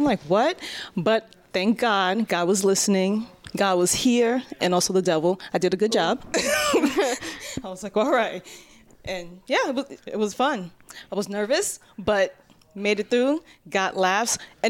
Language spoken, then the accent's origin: English; New York City, New York, United States; also born or lived in Haiti; I'm from Brooklyn and I was born in Haiti.